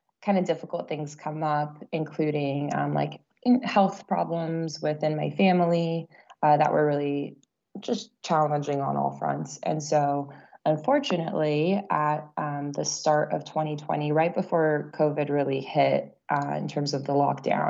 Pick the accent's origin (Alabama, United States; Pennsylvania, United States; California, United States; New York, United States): California, United States; Central Coast of; I was born and raised on the Central Coast of California